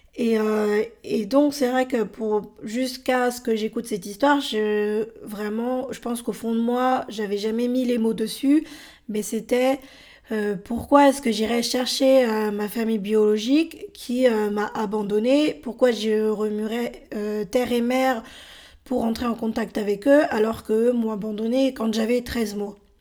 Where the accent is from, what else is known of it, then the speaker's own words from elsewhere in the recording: France; also born or lived in Bolivia; j'ai été adoptée par un couple de Français en décembre 82. J'avais 13 mois et c'est à ce moment-là que je suis arrivée en France.